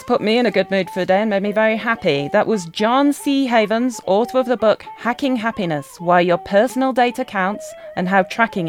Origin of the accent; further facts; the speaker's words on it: England, United Kingdom; being English